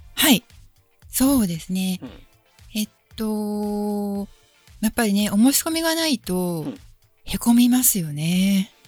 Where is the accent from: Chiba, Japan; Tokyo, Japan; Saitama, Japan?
Chiba, Japan; 千葉出身